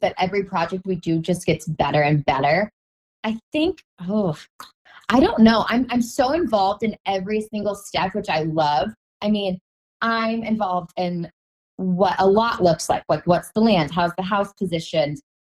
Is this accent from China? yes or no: no; Omaha, Nebraska, United States; moved away; I'm from Omaha